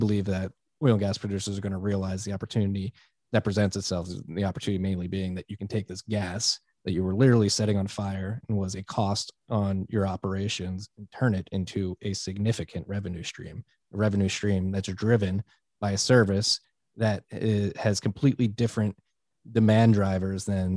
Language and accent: English; Philadelphia, Pennsylvania, United States; I'm a boy from Philly